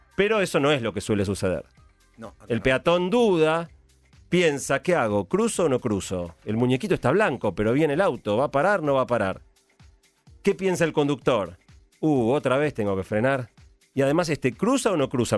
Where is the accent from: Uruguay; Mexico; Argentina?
Argentina; los argentinos